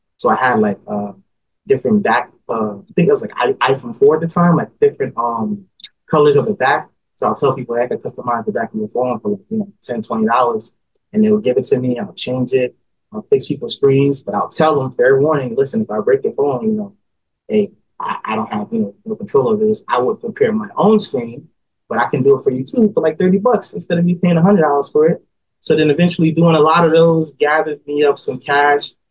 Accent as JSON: {"language": "English", "town": "Newark", "region": "New Jersey", "country": "United States", "tie": "born or raised there", "also_born_or_lived": "East Orange, New Jersey", "said": "I was born and raised in New Jersey, uh, in a city called Newark."}